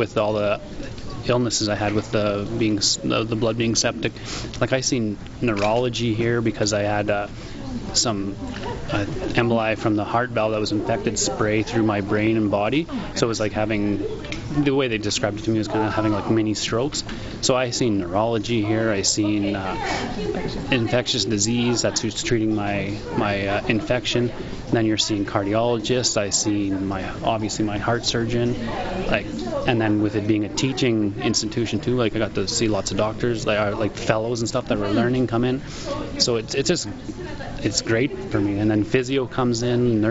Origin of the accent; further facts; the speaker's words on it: Saskatchewan, Canada; We're from Saskatchewan.